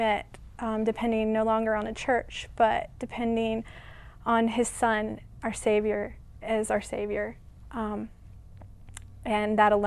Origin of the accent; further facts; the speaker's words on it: Virginia, United States; moved away; I'm originally from Virginia, and I was raised in the Mennonite Church in Virginia